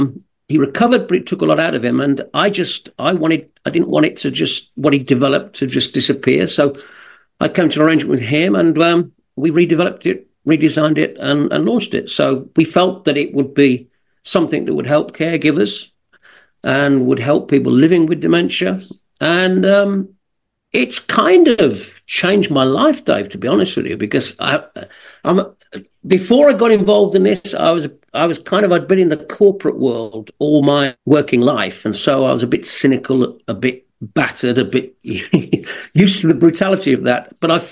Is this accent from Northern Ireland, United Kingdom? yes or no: no; West Midlands, United Kingdom; accent: Birmingham; But I grew up kind of 20 miles and have that strong a Birmingham accent.